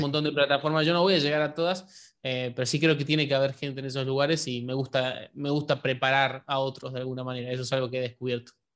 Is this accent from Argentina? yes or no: yes; Argentina; Yo soy de Argentina